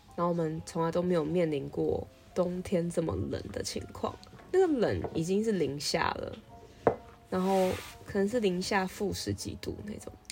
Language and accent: Chinese; Taiwan; moved away as an adult; now in Chicago, United States; 他听到我的台湾来